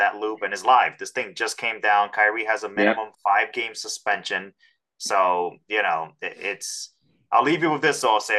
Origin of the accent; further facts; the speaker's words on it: New York, United States; So we're all born and raised in New York.